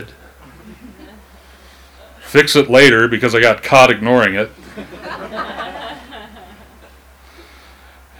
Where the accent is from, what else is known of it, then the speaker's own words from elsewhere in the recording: Missoula, Montana, United States; I'm 45 years old, I was born in Missoula, and I have never left home